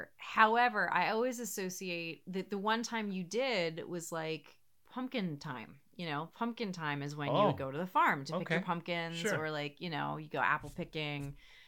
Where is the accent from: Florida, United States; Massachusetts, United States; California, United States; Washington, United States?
Florida, United States; born or raised there; also born or lived in New York / New Jersey